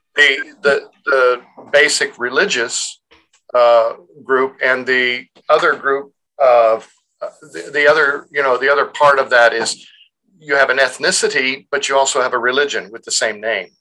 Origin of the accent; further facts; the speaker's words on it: United States; are we culturally American because we grew up in America?